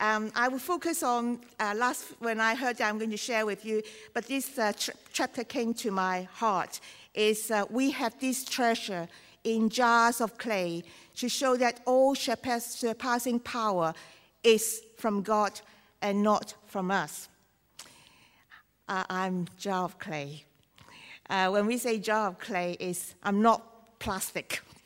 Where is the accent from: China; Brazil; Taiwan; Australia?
China; accent: Chinese; English is a second language; I do my best, but Chinese accent is my only accent.